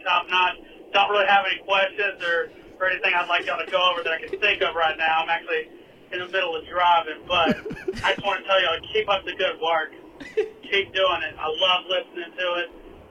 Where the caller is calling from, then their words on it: Lufkin, Texas, United States; I'm calling from Lufkin, Texas, out here in the Piney Woods of East Texas.